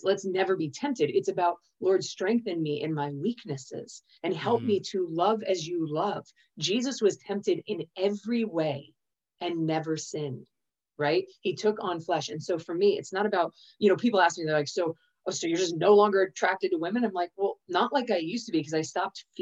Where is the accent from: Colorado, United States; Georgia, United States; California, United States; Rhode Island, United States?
California, United States; I was born in California